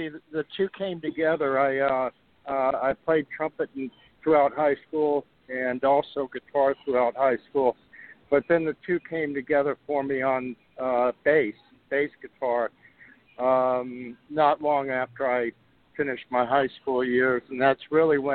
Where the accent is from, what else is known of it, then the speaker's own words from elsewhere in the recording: South Georgia, United States; I'm a Georgia native. I grew up in South Georgia